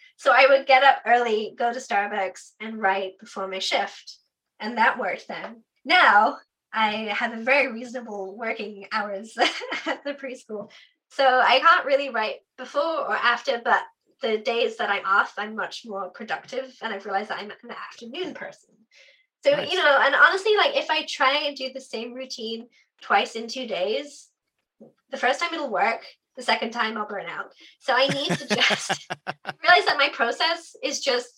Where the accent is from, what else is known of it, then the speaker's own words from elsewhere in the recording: Devon, South West England, United Kingdom; moved away as an adult; now in United States; Devon in the UK. So it's like Southwest on the Tweedy bit down south